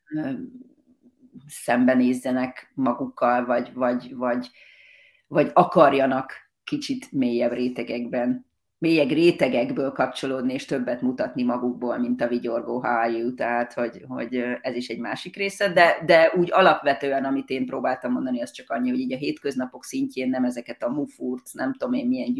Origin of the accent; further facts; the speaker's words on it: Hungary; now in Australia; mi magyarként